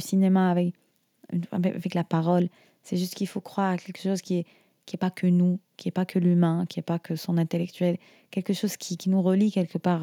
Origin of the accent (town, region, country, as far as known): Syria